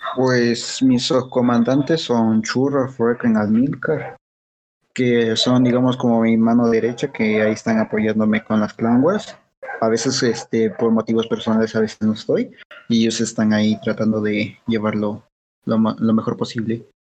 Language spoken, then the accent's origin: Spanish; Mexico; Estamos de México